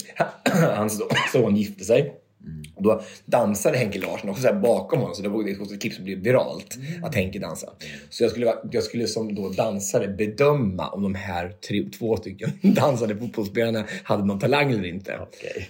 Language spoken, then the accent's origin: Swedish; Finnerödja, Örebro County, Sweden; moved away; vi hade någonting hemma i Närke, eller hemma i Finnerö